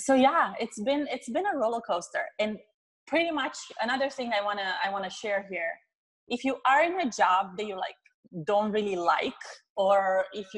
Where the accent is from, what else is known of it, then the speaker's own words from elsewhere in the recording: Romania; moved away as an adult; also born or lived in Chicago; now in San Diego, United States; I'm originally from Romania